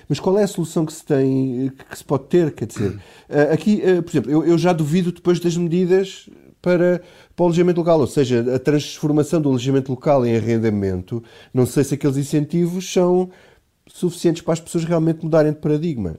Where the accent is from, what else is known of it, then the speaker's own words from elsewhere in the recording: Alentejo, Portugal; now in Lisbon, Portugal; eu, eu, sou do Alentejo e na minha terra acontece exatamente a mesma coisa